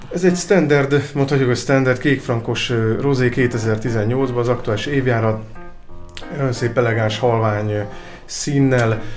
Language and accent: Hungarian; Csongrád wine region, Csongrád-Csanád, Hungary; ott is születtem, úgyhogy nagyon nagy lelkesedéssel tudok beszélni a vidékről